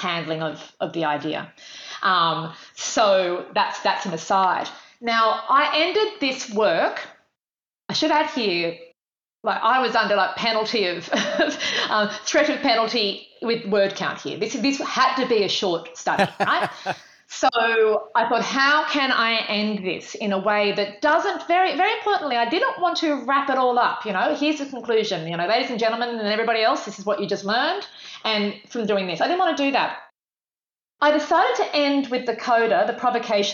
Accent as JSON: {"language": "English", "country": "Australia", "said": "I'm female, I'm white, I'm Australian."}